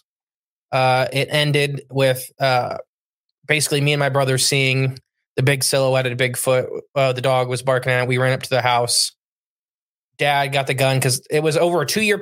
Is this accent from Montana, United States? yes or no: no; Ohio, United States; I'm from Ohio where we have $20,000 an acre